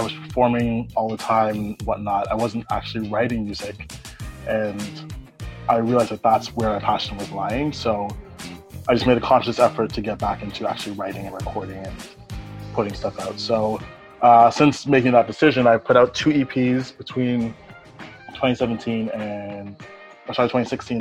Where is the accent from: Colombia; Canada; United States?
Canada; Toronto, Ontario; I grew up in Toronto, Canada